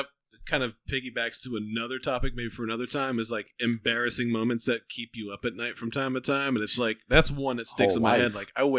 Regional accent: Pittsburgh, Pennsylvania, United States; I was from Pittsburgh

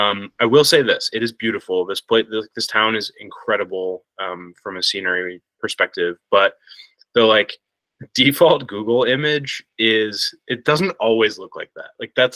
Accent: Buffalo, New York, United States; growing up in Buffalo, we had the Bisons

